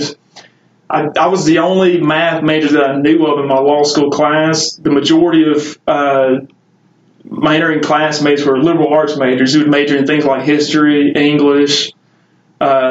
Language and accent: English; Marthaville, Louisiana, United States; I grew up in Natchitoches Parish in a small town called Marthaville